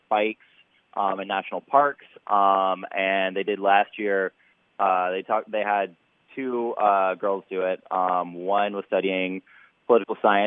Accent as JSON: {"language": "English", "town": "Dallas", "region": "Texas", "country": "United States", "tie": "born or raised there", "moved": "as an adult", "lives_now": "Washington, D.C., United States", "said": "I grew up in Dallas, Texas"}